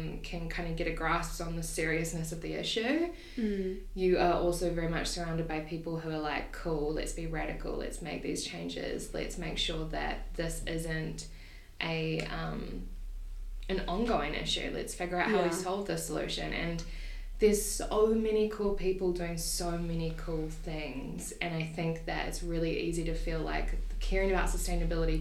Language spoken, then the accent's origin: English; Taupo, Waikato, New Zealand; moved away as an adult; also born or lived in Auckland, New Zealand; now in Dunedin, New Zealand; I grew up in Taupo, studied in Auckland